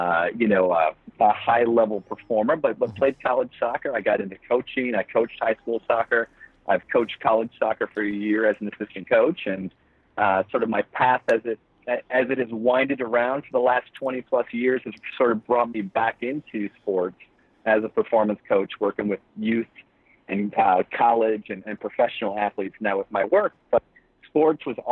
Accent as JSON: {"language": "English", "town": "Flint", "region": "Michigan", "country": "United States", "tie": "born or raised there", "moved": "yes", "lives_now": "Florida, United States", "said": "I live in Florida now, but I grew up in Flint, Michigan"}